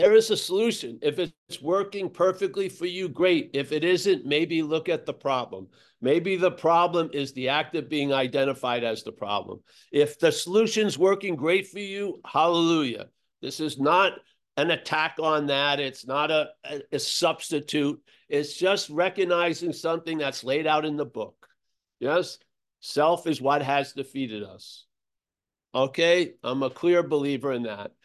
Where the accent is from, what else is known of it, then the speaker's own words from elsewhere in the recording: United States; moved away as an adult; also born or lived in Australia; I grew up in America